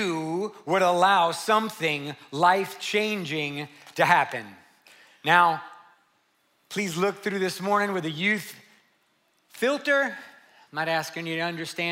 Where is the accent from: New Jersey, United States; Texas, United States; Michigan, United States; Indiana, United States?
Texas, United States; San Antonio; 2018 makes 30 years that I've worked with junior high, high school, and college age students here in San Antonio. I'm from the West Side.